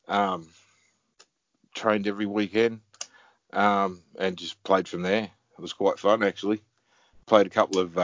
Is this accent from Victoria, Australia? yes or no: no; Chittaway Bay, New South Wales, Australia; Central Coast, on Chittaway Bay, Central Coast. An hour north of Sydney.